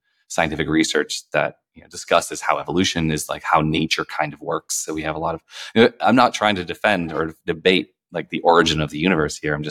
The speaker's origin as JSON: {"language": "English", "town": "Minneapolis", "region": "Minnesota", "country": "United States", "tie": "born or raised there", "said": "where I grew up in Minneapolis"}